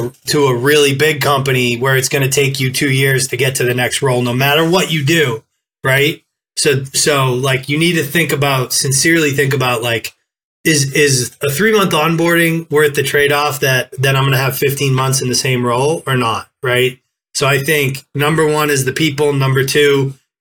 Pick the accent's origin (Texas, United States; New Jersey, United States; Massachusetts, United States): Massachusetts, United States; Boston; I'm from Boston